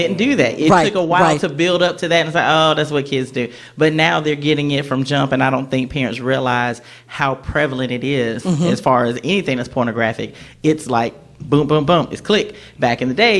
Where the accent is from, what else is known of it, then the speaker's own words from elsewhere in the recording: Conway, South Carolina, United States; And I'm a local girl. I grew up on the Air Force Base